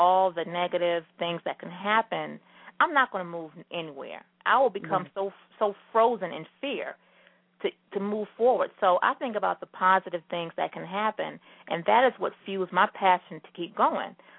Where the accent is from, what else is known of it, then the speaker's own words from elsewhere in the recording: the South, United States; moved away as an adult; also born or lived in Charlotte, North Carolina; now in New York City, United States; I'm from the South